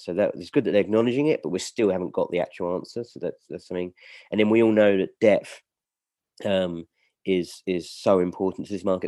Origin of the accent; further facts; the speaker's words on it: United Kingdom; we're all British